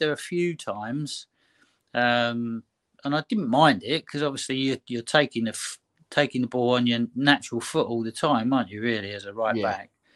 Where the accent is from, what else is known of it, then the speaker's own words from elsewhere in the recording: Croydon, London, United Kingdom; I'm born and bred in Croydon, so I'm a London boy really